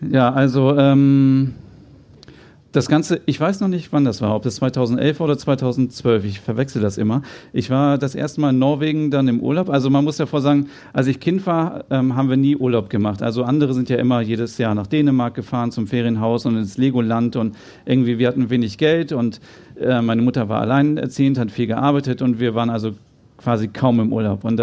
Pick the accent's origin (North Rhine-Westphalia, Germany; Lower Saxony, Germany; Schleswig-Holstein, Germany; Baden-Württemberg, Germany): Schleswig-Holstein, Germany; Kaltenkirchen; born there; also born or lived in Hannover; Ich bin ja selber äh, Norddeutscher, ich bin in Kaltenkirchen geboren, das wissen wahrscheinlich auch nur die wenigsten, äh, und dann nach Hannover gezogen.